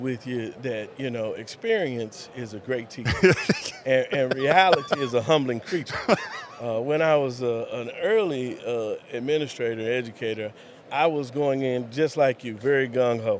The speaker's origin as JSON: {"language": "English", "town": "Lubbock", "region": "Texas", "country": "United States", "tie": "born or raised there", "also_born_or_lived": "Dallas Fort Worth area, Texas", "lives_now": "Colorado City, United States", "said": "Grew up in Lubbock"}